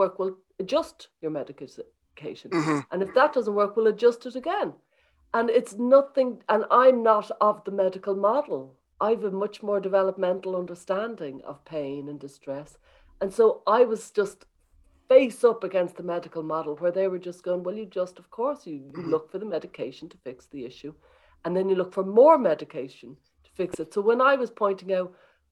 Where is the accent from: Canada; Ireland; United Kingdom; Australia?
Ireland; Dublin, Leinster; Dublin, I'm from Dublin